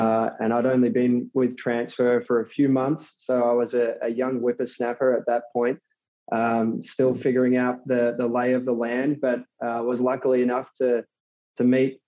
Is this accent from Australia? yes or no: yes; Australia; moved away as an adult; now in New York City, United States; I'm originally from Australia. So um, grew up over there and, and, moved to New York City three years ago